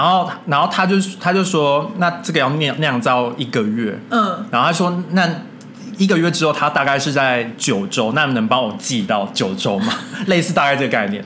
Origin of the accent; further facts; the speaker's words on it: Taiwan; 我们台湾人